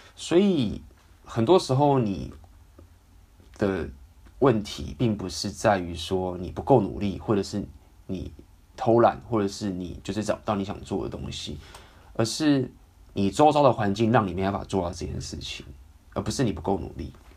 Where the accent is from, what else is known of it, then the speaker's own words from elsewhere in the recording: Taiwan; 因为毕竟我也是从小在台湾这样长大